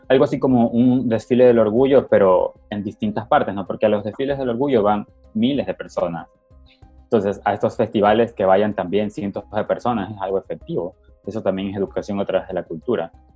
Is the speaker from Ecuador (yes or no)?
yes; Ecuador; yo también soy ecuatoriano